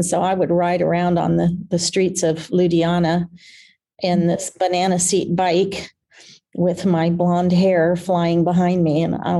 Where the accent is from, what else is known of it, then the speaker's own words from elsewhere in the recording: Oklahoma, United States; also born or lived in Lancashire, England; started being